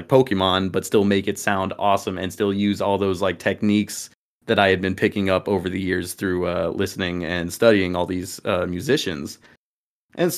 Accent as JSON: {"language": "English", "town": "Dallas", "region": "Texas", "country": "United States", "tie": "born or raised there", "said": "I come from Dallas, the Dallas area of Texas. Both of us do. Been here my entire life"}